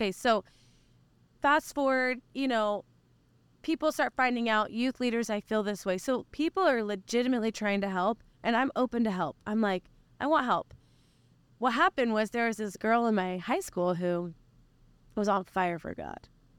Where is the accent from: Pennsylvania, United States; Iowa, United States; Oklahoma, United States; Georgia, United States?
Oklahoma, United States; so I was born and raised in Oklahoma.